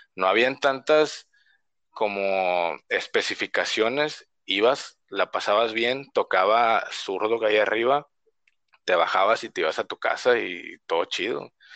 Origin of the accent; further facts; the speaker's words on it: Reynosa, Tamaulipas, Mexico; moved away as an adult; now in Tijuana, Mexico; yo soy de Reynosa, Tamaulipas, y nací, crecí ahí mm, casi todos los años que tengo